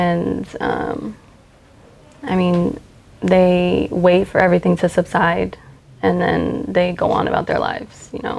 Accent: Alaska, United States; born there; now in Texas, United States; I am a military brat. I was born in Alaska. I moved all around before I moved here to Texas in 2007.

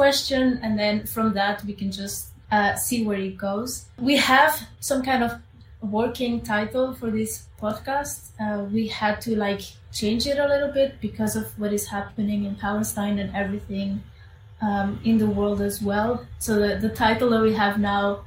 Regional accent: Spain; now in Antwerp, Belgium; I am Amazigh. I was born in Spain

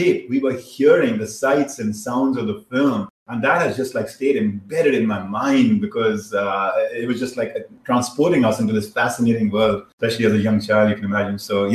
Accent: India; moved away; I was growing up in India

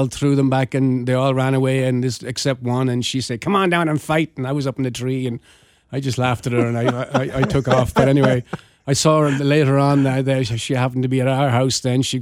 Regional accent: County Wicklow, Leinster, Ireland; moved away as an adult; now in Kansas City, United States; We met when we were kids, where I grew up in County Wicklow

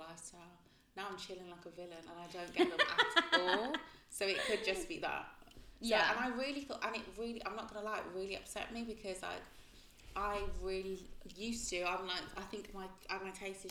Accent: Birmingham, West Midlands, United Kingdom; also born or lived in Croydon; I'm from Birmingham.

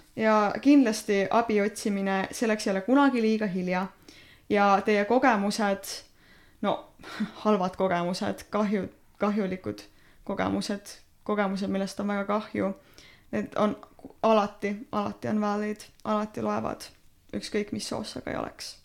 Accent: Estonia; ma olen eestlane

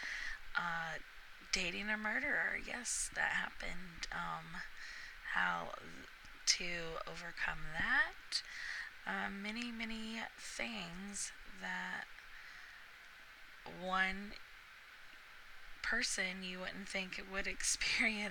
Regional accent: Oklahoma, United States; moved away as an adult; now in Florida, United States; I am from Oklahoma, but recently have moved to Florida.

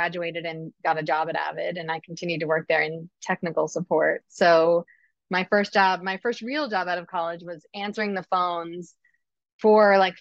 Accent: Succasunna, New Jersey, United States; moved away as an adult; also born or lived in Boston; I grew up in Sakasana, right where Roxbury High School is. I lived in the same house that I was, you know, from when I was born

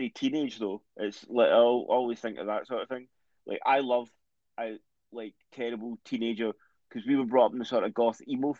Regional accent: Scotland, United Kingdom; We're both Scottish

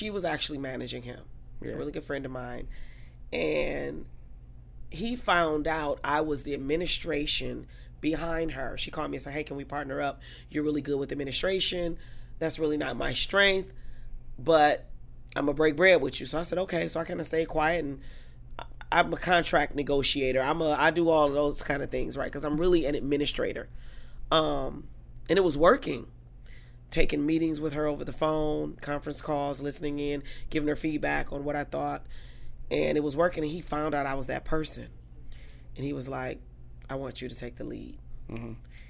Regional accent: Detroit, Michigan, United States; Detroit, okay. Born and raised. Okay. Just wanted to make sure. Yeah, okay. Lower East Side, the bottom is what we call it.

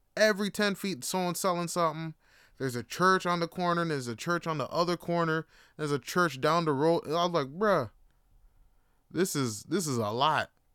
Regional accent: Canada; also born or lived in Jamaica; growing up in Canada, I was born here, but I was raised in a Jamaican household

